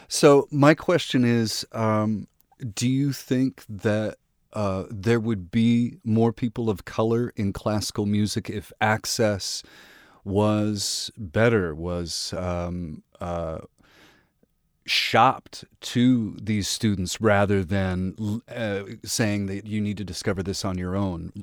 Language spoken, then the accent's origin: English; Midwest, United States; I grew up in the Midwest